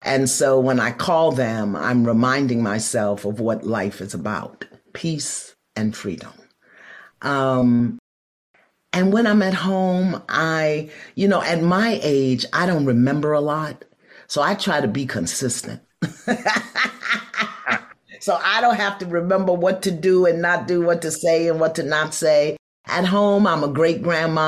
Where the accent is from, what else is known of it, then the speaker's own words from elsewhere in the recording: New York City, New York, United States; I'm from Brooklyn